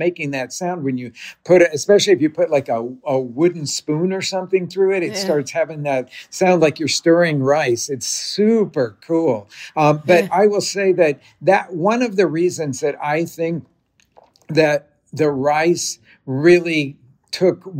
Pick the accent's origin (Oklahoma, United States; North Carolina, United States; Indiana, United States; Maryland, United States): Oklahoma, United States; Oklahoma City; I grew up in Oklahoma City, which is just north of Texas